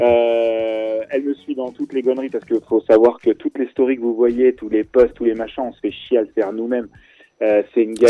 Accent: Clermont-Ferrand, Auvergne-Rhône-Alpes, France; also born or lived in Angers, Maine-et-Loire; on est de Clermont

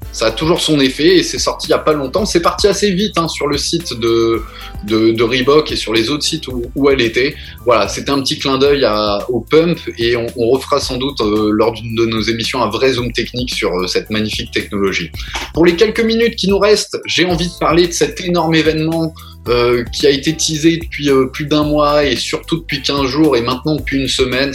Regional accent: Strasbourg, Grand Est, France; on est très très fiers en tant que Strasbourgeois

